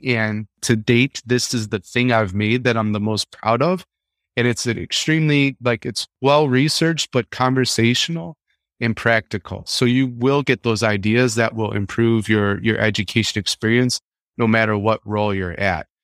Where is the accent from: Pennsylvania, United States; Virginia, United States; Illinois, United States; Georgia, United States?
Illinois, United States; Chicago; growing up in Chicago